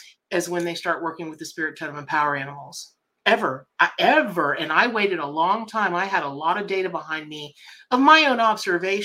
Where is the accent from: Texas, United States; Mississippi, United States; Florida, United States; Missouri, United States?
Florida, United States; Ocala; also born or lived in Miami, Florida / Boca Raton, Florida; I'm from Ocala, Florida, right? So I, you know, originally from Miami Boca, but grew up in Ocala